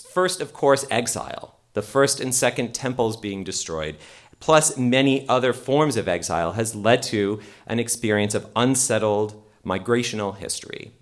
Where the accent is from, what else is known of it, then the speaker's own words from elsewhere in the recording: Canada; as a Canadian, also Canada